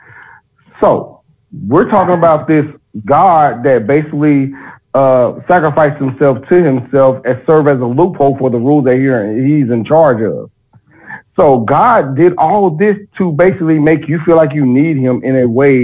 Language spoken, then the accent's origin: English; Texas, United States; I'm from Texas